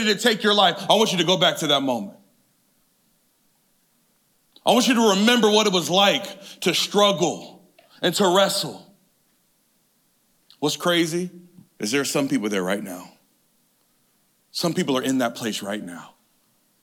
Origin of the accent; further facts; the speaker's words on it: California, United States; I grew up in inner city California.